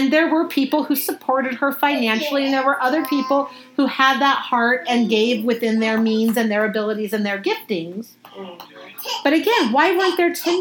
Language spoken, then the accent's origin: English; United States; I was born in America